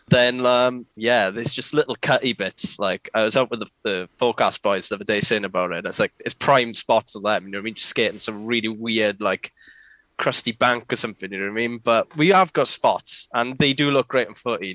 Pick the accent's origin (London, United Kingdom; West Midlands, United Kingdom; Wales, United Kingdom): Wales, United Kingdom; Port Talbot; I am a filmer from South Wales, uh, to be precise, or Patoilet as some people may know it as.